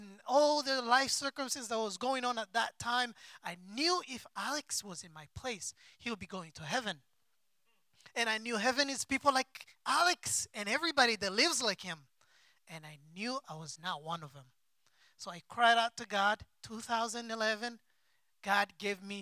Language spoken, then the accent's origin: English; Rwanda; moved away as an adult; also born or lived in Democratic Republic of Congo / Indonesia; now in United States; I was born in Democratic Republic of Congo, and then I was a baby. We moved to Rwanda because of war. I grew up in there in a refugee camp until I turned 20 years old, and then we came here in America